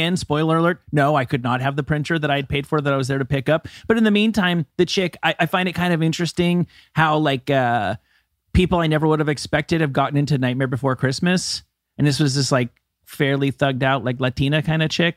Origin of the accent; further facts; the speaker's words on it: New Jersey, United States; Kevin and I come from New Jersey